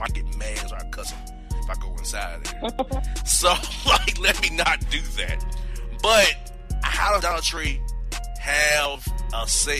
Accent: Kansas City, Missouri, United States; I'm Kansas City, brother. I'm trying to be offensive to you. I'm from Kansas City.

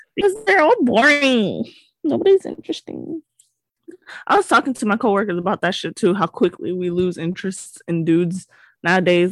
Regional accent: Hawaii, United States; I'm from Hawaii

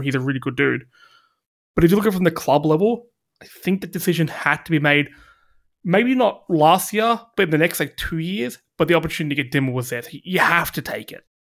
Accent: Australia; we're Australian

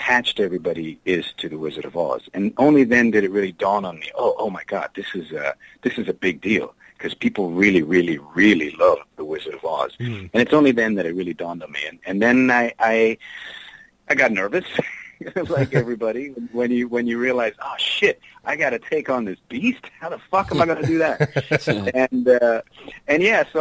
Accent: Germany; moved away; I didn't grow up in the U.S. I grew up in Germany

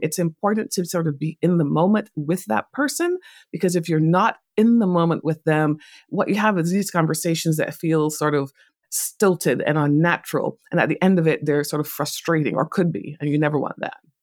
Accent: Barbados; moved away; also born or lived in England; I was born in England, but I grew up in a Caribbean island called Barbados

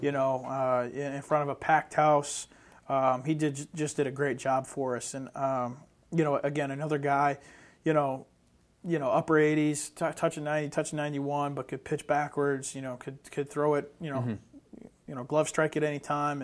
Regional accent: Western New York, United States; I'm from Western New York

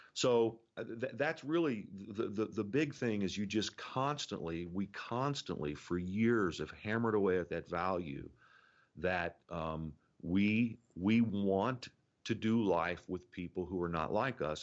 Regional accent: Indiana, United States; moved away; born and raised in Indiana

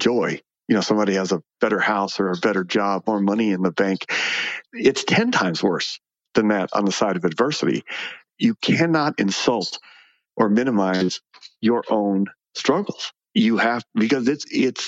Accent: Phoenix, Arizona, United States; I was born and raised in Phoenix

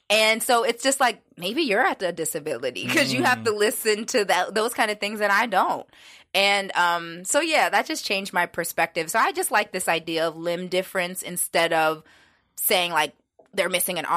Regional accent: Pittsburgh, Pennsylvania, United States; we talked about like growing up in Pittsburgh and all the changes that have happened there.

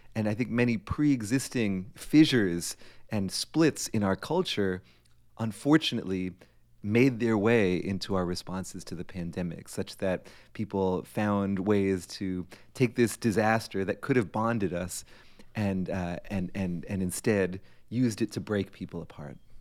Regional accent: Framingham, Massachusetts, United States; when I was eighteen, basically Framingham, Massachusetts was my entire world

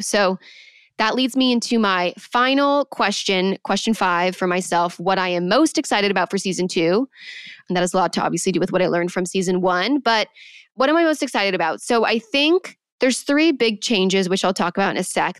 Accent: Manhattan Beach, California, United States; born or raised there

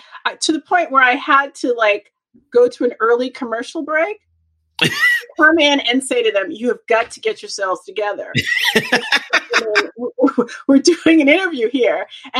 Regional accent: Boston, Massachusetts, United States; moved away as an adult; also born or lived in Los Angeles, California; I am from Boston, Massachusetts, and I have spent most of my adult life and career in Los Angeles and in California, right?

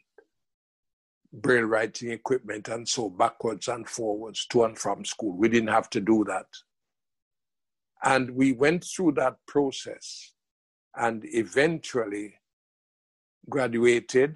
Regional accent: Jamaica; moved away as an adult; also born or lived in England; myself as a Jamaican

